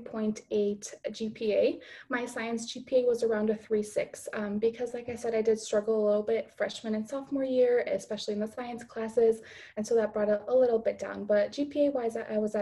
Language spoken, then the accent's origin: English; Chicago, Illinois, United States; I am from the Chicago area, from the suburbs, and now I'm living in the city to be closer to school